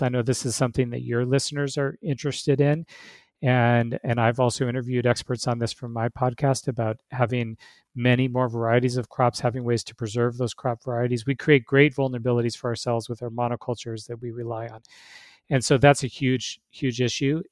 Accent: Alaska, United States; moved away as an adult; now in Arizona, United States; I grew up in Alaska where it's normal to eat, eat caribou and moose

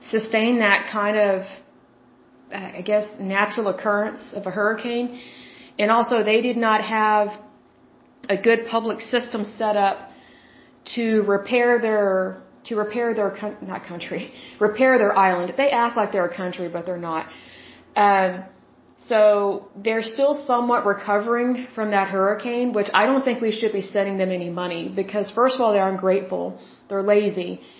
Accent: Oklahoma, United States; moved away; also born or lived in Puerto Rico; I'm from Oklahoma, as you very well know, my lovely listeners. Here's the thing. Oklahomans, you know, I'm in Oklahoma City.

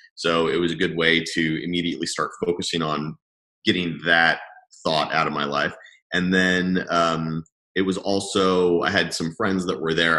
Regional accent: Lebanon; moved away; also born or lived in Madrid; I moved back from Madrid to Lebanon, which I hadn't lived in for you know 10 years maybe and um, it was a good place to just have comfortable roots because it's it is home at the end of the day

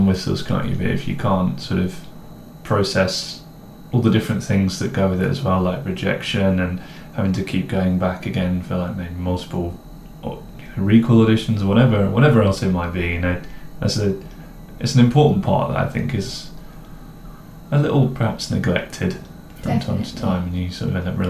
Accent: East Midlands, United Kingdom; accent: posh; I grew up in the Midlands, outside of Nottingham, near Mansfield. Not that you can really hear that in my accent.

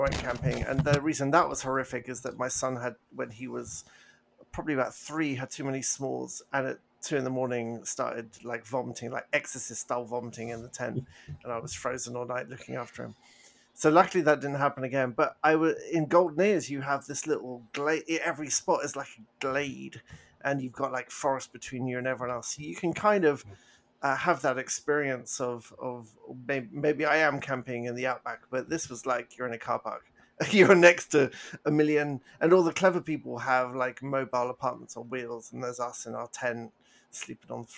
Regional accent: England, United Kingdom; moved away; I did feel very, very English

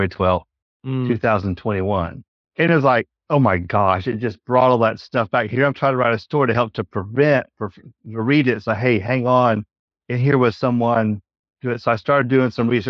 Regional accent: Huntsville, Alabama, United States; I grew up in Huntsville. It's my home

